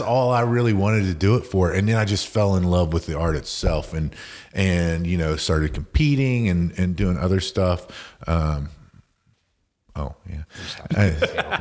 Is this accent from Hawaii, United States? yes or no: no; West Virginia, United States; moved away; I'm from West Virginia originally